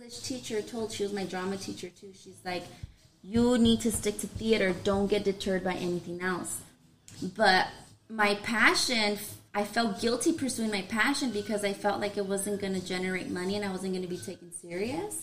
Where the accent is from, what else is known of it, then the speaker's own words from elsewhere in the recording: Los Angeles, California, United States; Born and raised in Southeast